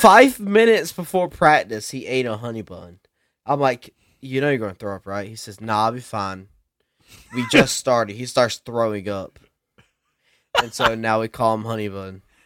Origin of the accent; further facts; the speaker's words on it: South Carolina, United States; I'm from that ghetto South Ca-, Kakalaki